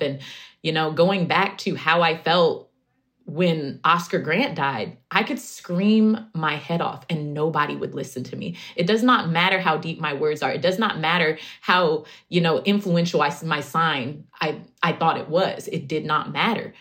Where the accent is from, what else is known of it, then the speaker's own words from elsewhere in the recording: Oakland, California, United States; also born or lived in Central Valley; I grew up in Oakland